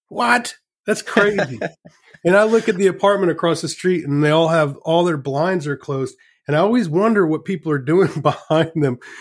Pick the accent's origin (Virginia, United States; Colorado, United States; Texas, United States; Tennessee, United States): Virginia, United States; also born or lived in Richmond, Virginia; Well, I grew up in Virginia